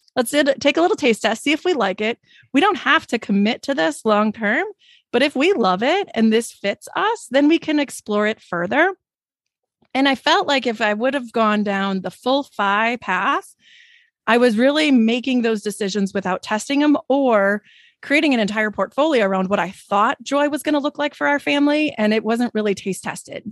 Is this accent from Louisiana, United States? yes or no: no; Wisconsin, United States; I'm from Wisconsin